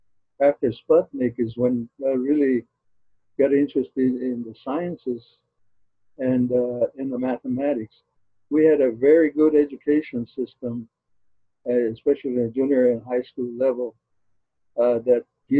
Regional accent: Zuni, New Mexico, United States; I was born and raised in Zuni, New Mexico

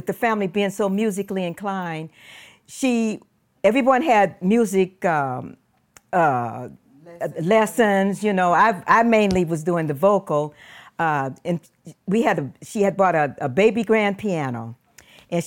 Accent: Los Angeles, California, United States; where we were raised in South Los Angeles, we had one bathroom for all of us

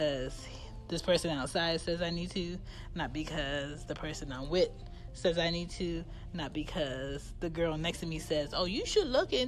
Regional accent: United States; I was born in America

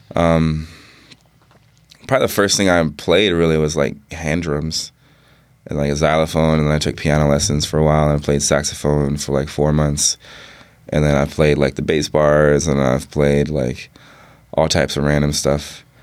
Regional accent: New York City, New York, United States; moved away; also born or lived in Bainbridge Island, Washington; growing up in New York City and and in like the nineties. I was born in ninety three, and like just living in Harlem

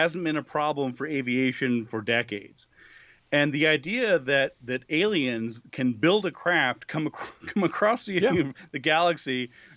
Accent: New Mexico, United States; also born or lived in Buffalo; my home state of New Mexico

